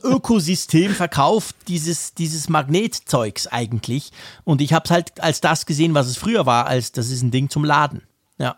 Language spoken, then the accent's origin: German; Switzerland; als Schweizer